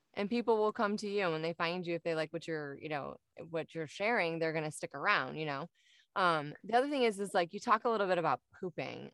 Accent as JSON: {"language": "English", "region": "Michigan", "country": "United States", "moved": "as an adult", "lives_now": "Arizona, United States", "said": "I'm originally from Michigan and moved down here a couple years ago"}